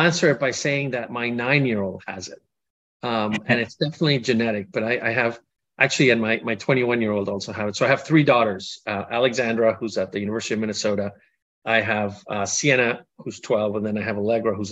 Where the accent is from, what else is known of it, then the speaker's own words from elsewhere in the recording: Colombia; moved away; I grew up in Colombia.